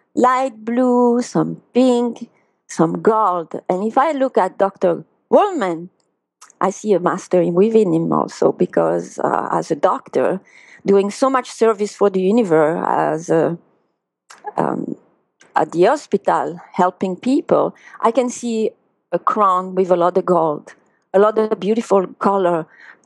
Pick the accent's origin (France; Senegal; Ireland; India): France; English is a second language; now in United States; with my accent that I'm from France, from Europe